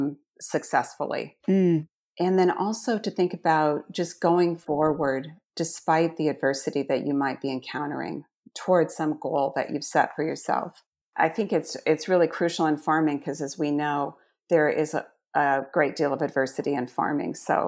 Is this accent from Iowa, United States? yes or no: yes; Iowa, United States; I grew up in Southwest Iowa. I am one of 13 children.